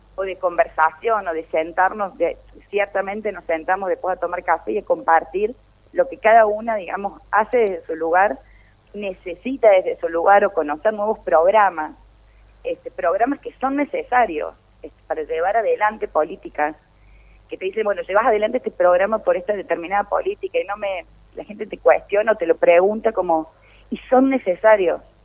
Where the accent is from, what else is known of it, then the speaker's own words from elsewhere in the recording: Río Cuarto, Córdoba, Argentina; also born or lived in La Carlota, Córdoba; para mí es un orgullo como reocuartense